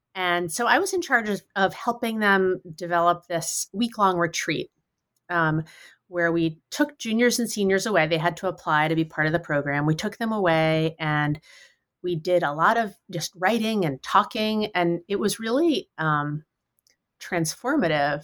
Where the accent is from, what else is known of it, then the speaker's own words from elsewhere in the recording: New York City, New York, United States; moved away as an adult; now in Western Massachusetts, United States; I grew up in New York City